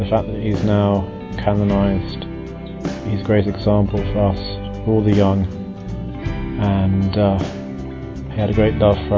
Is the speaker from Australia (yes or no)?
no; England, United Kingdom; I'm from England.